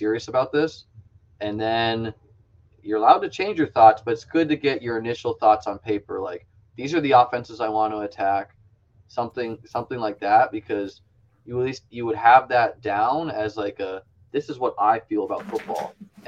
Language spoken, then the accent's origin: English; New England, United States; I grew up in New England as a Bills fan.